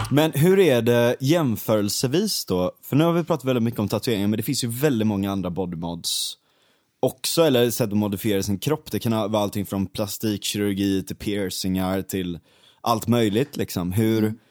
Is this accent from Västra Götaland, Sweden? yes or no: yes; Gothenburg, Västra Götaland, Sweden; also born or lived in Stockholm; den branta backen där, där mm. växte jag upp